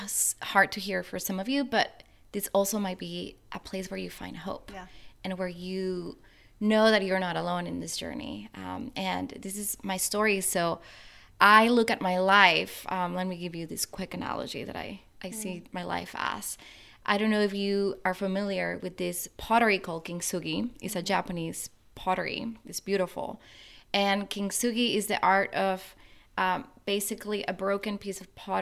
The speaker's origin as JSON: {"language": "English", "country": "Guatemala", "tie": "born or raised there", "moved": "as an adult", "lives_now": "United States", "said": "I was born and raised in Guatemala. I lived there my whole life"}